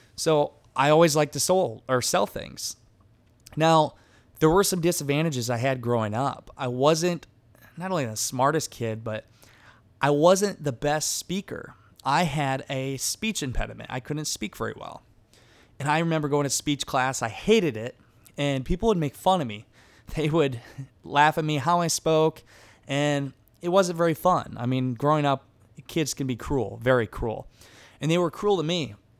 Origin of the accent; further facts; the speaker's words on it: Garnavillo, Iowa, United States; I grew up in a small town in Northeast Iowa. The town was Garnerville, Iowa